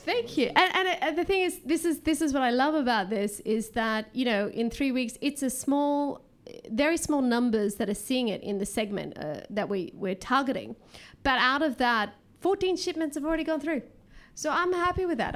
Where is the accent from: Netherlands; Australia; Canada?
Australia; moved away; I'm actually from Australia